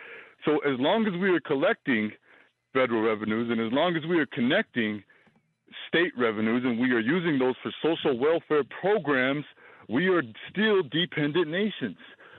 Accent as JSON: {"language": "English", "area": "Wind River Indian Reservation", "region": "Wyoming", "country": "United States", "said": "I come from the Wind River Indian Reservation."}